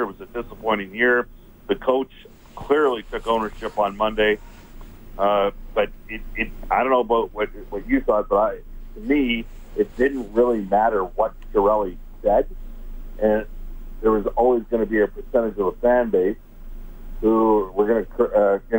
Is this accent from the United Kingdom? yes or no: no; Canada; we're Canadian guys